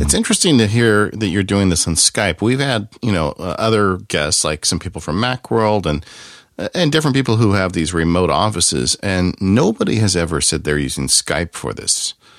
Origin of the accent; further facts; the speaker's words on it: Southern California, United States; I grew up in Southern California